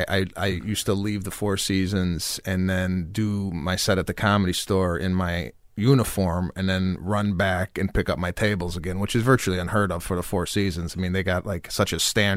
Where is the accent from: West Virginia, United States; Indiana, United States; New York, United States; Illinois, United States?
Illinois, United States; Chicago; also born or lived in Arlington Heights; I grew up in Chicago, Illinois